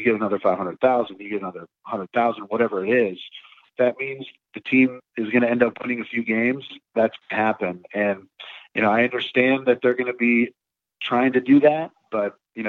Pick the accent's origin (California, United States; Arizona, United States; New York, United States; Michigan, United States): Michigan, United States; Detroit; moved away as an adult; also born or lived in Los Angeles; growing up in the Detroit area, it's, you know, we're a blue collar town